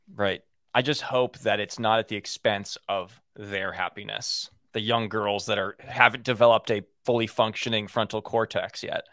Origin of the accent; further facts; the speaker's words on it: Los Angeles, California, United States; growing up in Hollywood.